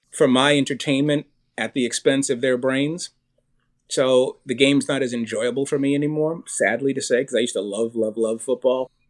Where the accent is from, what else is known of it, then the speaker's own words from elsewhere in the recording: Boston, Massachusetts, United States; I was born in Boston